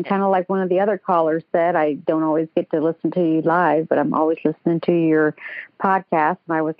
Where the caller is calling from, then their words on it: Atlanta, Georgia, United States; And I'm calling from Atlanta, for those who don't know.